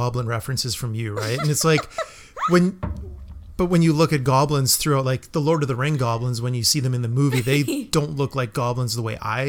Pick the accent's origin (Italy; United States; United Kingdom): United States; Melville, New York; I'm from Melville and it was the gas station, right?